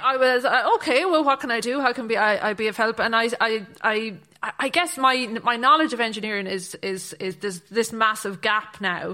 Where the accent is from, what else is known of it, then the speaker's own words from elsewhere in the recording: Athlone, Connacht, Ireland; moved away as an adult; also born or lived in Galway / Dublin; I'm from Athlone in County Roscommon